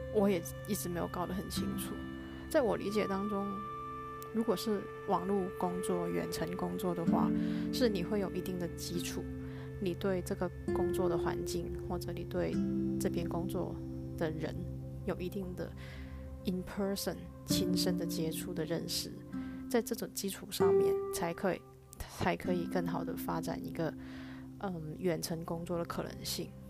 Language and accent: Chinese; Hong Kong; also born or lived in New York, United States / Tainan, Taiwan; now in Taipei, Taiwan; 我目前人在台湾，那回来台湾之前，我是住在美国的纽约，我是来自香港